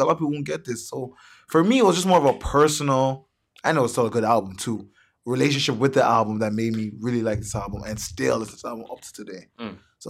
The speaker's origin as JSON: {"language": "English", "country": "Nigeria", "said": "And he's Nigerian. I'm Nigerian. There's just that connection."}